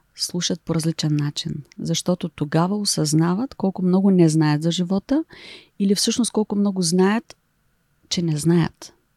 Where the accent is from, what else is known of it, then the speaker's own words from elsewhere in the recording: Silistra, Silistra Province, Bulgaria; also born or lived in Shumen / England / Germany / United Arab Emirates; now in Varna, Bulgaria; аз съм от Силистра